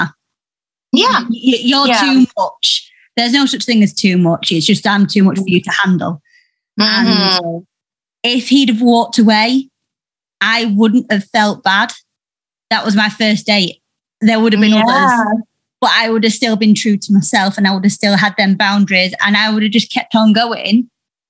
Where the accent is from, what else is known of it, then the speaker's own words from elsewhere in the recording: Yorkshire and the Humber, United Kingdom; I'm from Yorkshire